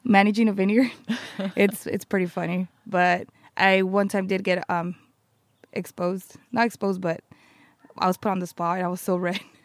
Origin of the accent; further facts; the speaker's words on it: Santa Maria, California, United States; I was born in Santa Maria, and I grew up in Santa Maria.